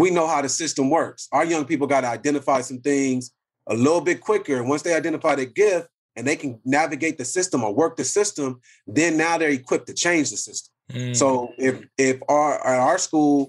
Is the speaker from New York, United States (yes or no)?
no; Compton, California, United States; I'm born from Compton